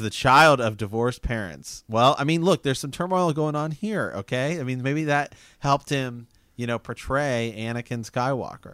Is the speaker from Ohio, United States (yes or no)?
yes; Ohio, United States; I'm from Ohio